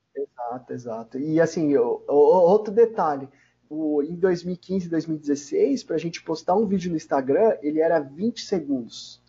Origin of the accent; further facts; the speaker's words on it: São Paulo, Brazil; Eu sou da região de, da Zona Leste, né? Arthur Alvim, Zona Leste, São Paulo